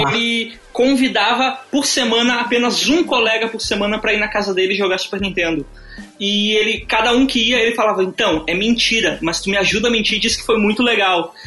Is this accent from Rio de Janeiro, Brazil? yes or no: no; Carazinho, Rio Grande do Sul, Brazil; eu sou uma pessoa do interior, eu sou de Carazinho